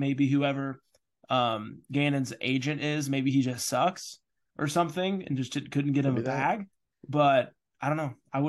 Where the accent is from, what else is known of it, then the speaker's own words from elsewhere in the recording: Texas, United States; So, bitch, I'm from Texas.